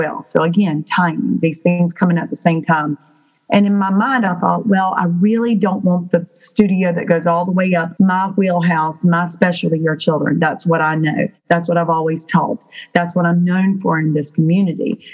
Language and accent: English; Burlington, North Carolina, United States; I am from Burlington, North Carolina.